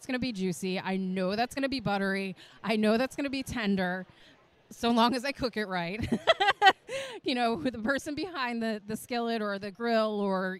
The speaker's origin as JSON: {"language": "English", "region": "New England", "country": "United States", "said": "I'm from New England, so I always say aunt"}